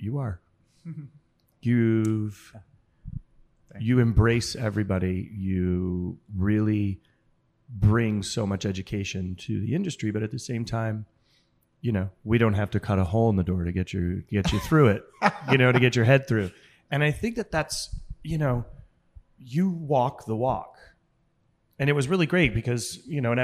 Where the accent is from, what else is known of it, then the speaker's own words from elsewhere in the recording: New England, United States; I grew up in New England